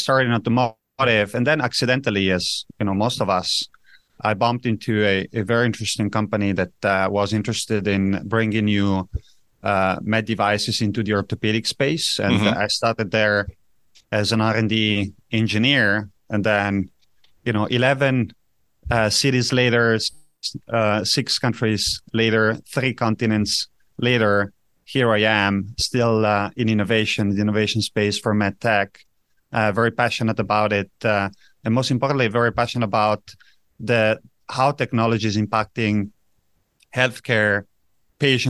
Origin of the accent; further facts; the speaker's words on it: Italian-speaking part, Ticino, Switzerland; also born or lived in Zurich; I grew up in Switzerland, in a very special place of Switzerland, in the south, where Italian is being spoken.